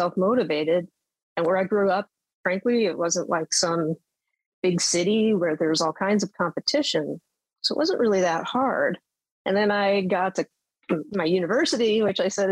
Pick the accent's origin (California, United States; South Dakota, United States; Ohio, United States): South Dakota, United States; Western; I grew up in South Dakota